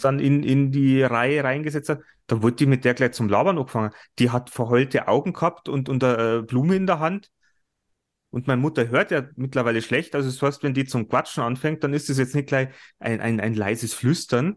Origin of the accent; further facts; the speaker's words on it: Germany; bei uns in Deutschland